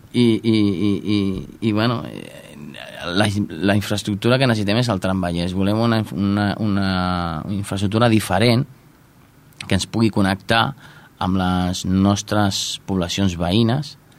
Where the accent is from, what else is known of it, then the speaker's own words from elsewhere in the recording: Santa Perpètua de Mogoda, Catalonia, Spain; jo de fet, soc mm, nascut de Santa Perpètua